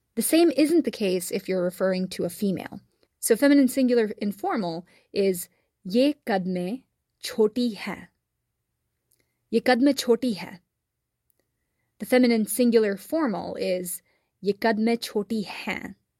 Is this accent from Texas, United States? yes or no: yes; Texas, United States; since I grew up in Texas, I say y'all are